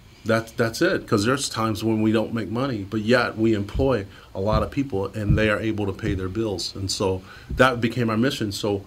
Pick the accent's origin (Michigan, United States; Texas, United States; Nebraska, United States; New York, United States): Michigan, United States; Detroit; I grew up poor in Detroit.